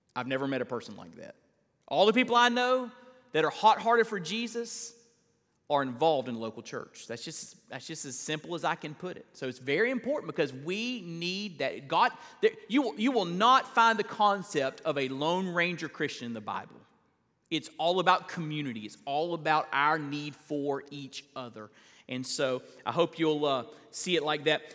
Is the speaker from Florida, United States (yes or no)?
yes; Perry, Florida, United States; I grew up in Perry, Florida